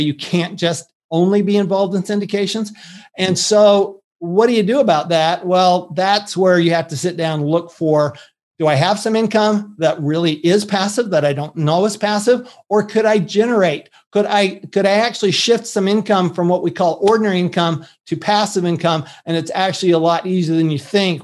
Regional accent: Salt Lake City, Utah, United States; moved away; also born or lived in Texas; I grew up in Salt Lake City, Utah

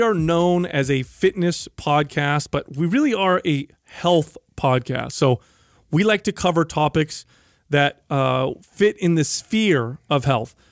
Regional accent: San Jose, California, United States; my hometown of San Jose

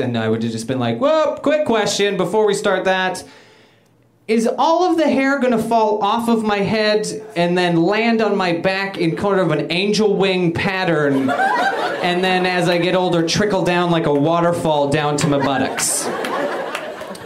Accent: Canada; moved away as an adult; now in United States; I'm originally from Canada

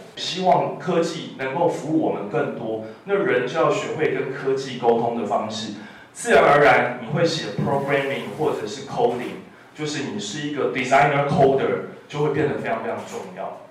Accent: Taiwan

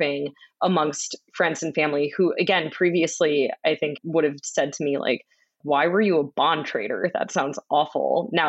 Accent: Boston, Massachusetts, United States; I grew up in Boston, so I was a Boston sports fan.

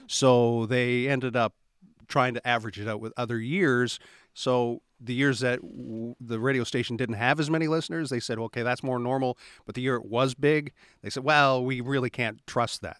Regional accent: Halifax, Nova Scotia, Canada; also born or lived in Saskatchewan; now in Hebbs Cross, Canada; I was born in Halifax

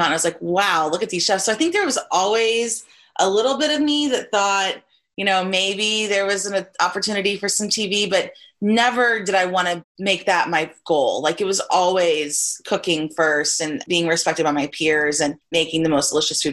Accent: Texas, United States; moved away as an adult; now in Chicago, United States; It was my home state. And the two finalists, Paul and I, you know, we were both from Texas

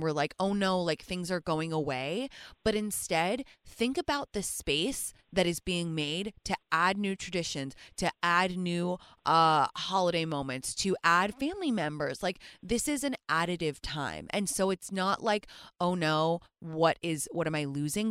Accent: England, United Kingdom; moved away; I'm from England

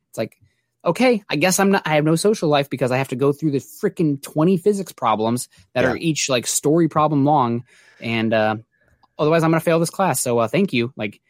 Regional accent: Midwest, East Iowa, United States; I'm from the Midwest, East Iowa.

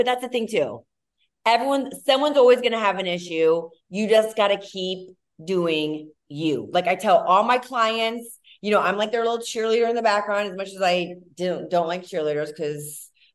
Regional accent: Ohio, United States; I'm from Ohio

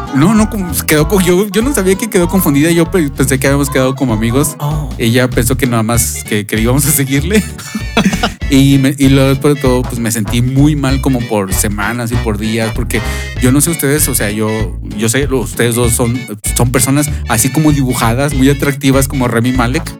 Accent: Mexico; somos mexicanos

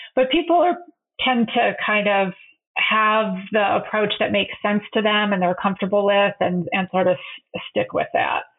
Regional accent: Michigan, United States; moved away as an adult; I'm from Michigan.

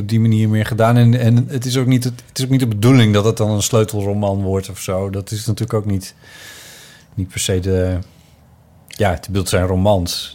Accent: Friesland, Netherlands; moved away; mijn jeugd in Friesland

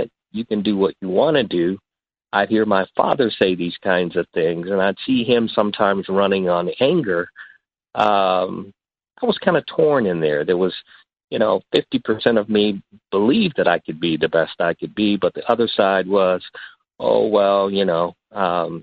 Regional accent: Midwest, United States; moved away as an adult; also born or lived in San Francisco; now in San Mateo, United States; growing up in the Midwest

